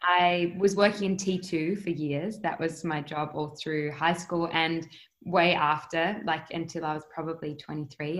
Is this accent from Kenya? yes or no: no; Adelaide, South Australia, Australia; moved away as an adult; also born or lived in United States; growing up in Adelaide and in Australia in general